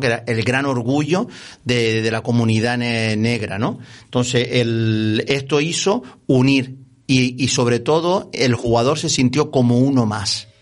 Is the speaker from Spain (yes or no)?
yes; Las Palmas de Gran Canaria, Canary Islands, Spain; yo vivía, nací en San Roque, mis padres, mis abuelos eran de San Juan, eh, jugaba eh, aquí en estas montañas